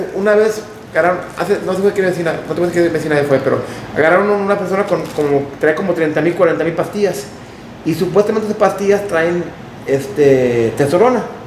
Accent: United States; moved away as an adult; now in Mexico; Yo, yo nací en Estados Unidos, me crié allá

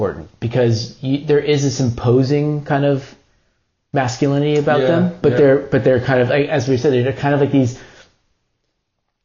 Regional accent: California, United States; I'm from California

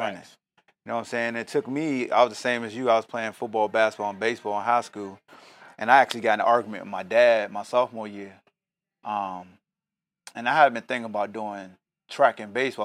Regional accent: Hampton, Virginia, United States; moved away; I'm not originally from here, I'm from Hampton, Virginia

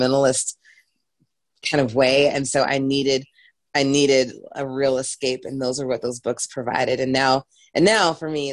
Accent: the Bible Belt, United States; I grew up like in the Bible Belt, as my accent just came out

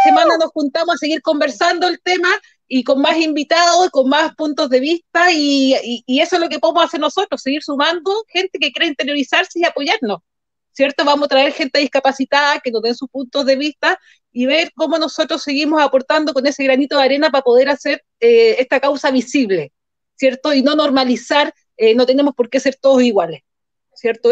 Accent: Chile; nosotros como chilenos

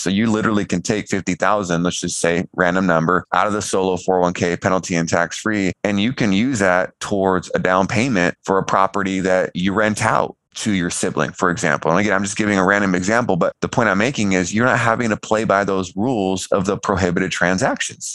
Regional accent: California, United States; I came from California and grew up middle of the road

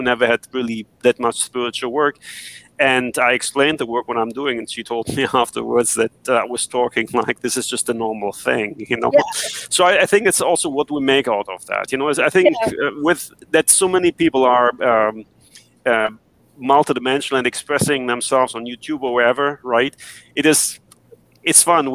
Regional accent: Germany; I grew up in Germany

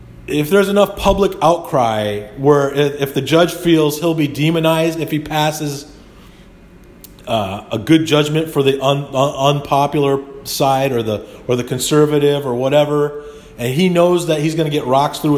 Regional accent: United States; as an American

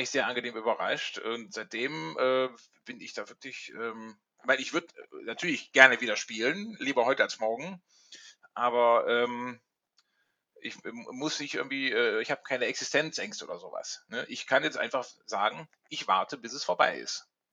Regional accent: Rhineland, Germany; now in Hamburg, Germany; ich komme ursprünglich aus dem Rheinland

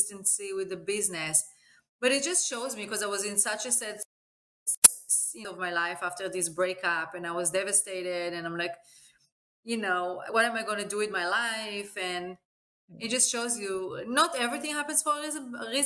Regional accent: Eilat, Southern District, Israel; moved away as an adult; now in United States; I grew up in Israel in a beautiful city named Eilat, in next to the Jordan and Egypt border. And I lived in Israel until I was about 20

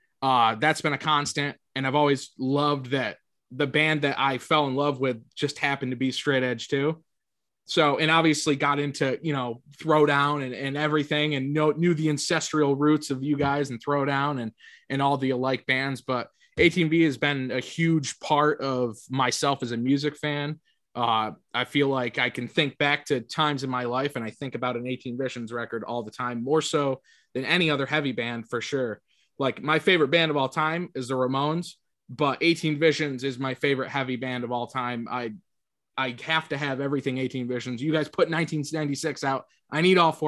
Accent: Syracuse, New York, United States; I'm from Syracuse

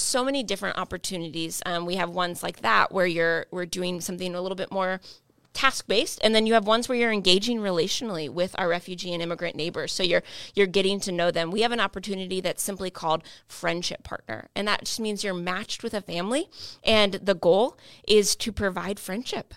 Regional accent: United States; I am fully English speaking. I've lived here my, all my life

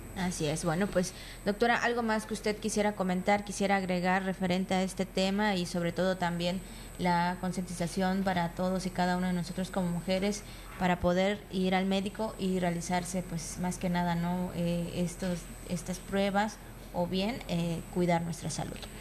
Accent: Mexico

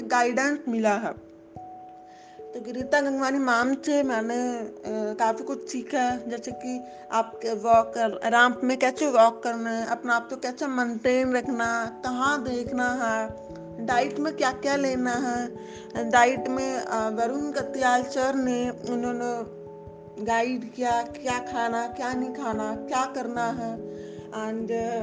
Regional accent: Muzaffarnagar, Uttar Pradesh, India; मैं मुजफ्फरनगर से बिलोंग करती हूँ

